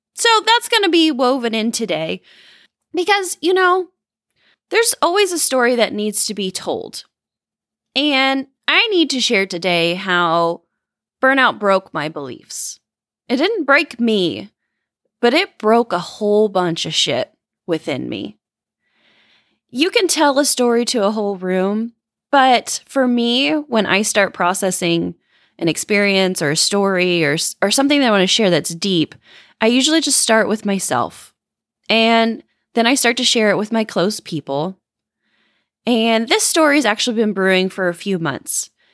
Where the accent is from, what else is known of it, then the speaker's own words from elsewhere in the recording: Indiana, United States; Grew up in the Bible Belt. You know, I grew up in Indiana